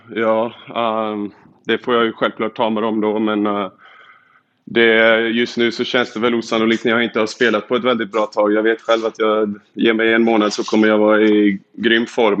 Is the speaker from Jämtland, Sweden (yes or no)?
no; Borås, Västra Götaland, Sweden; also born or lived in Luleå; now in Michigan, United States; jag kommer från Boråstrakten, jag har spelat i Luleå